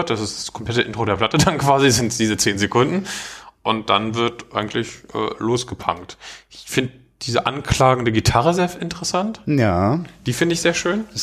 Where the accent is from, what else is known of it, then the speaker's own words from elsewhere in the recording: Northern Germany, Germany; Ich bin Norddeutscher.